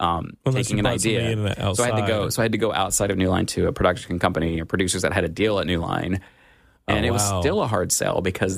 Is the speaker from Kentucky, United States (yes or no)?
yes; Kentucky, United States; I grew up like in Eastern Kentucky, so he kind of gets that kind of, you know